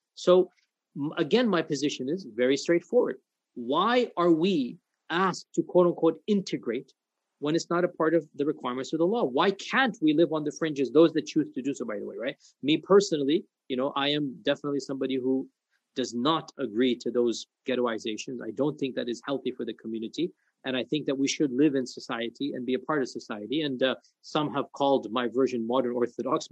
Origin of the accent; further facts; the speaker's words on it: United States; I speak as an American